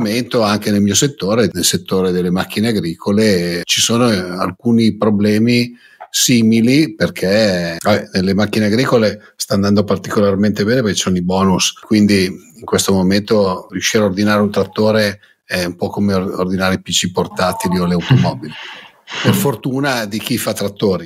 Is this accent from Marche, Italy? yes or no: no; Lombardy, Italy; io che vengo dalla Lombardia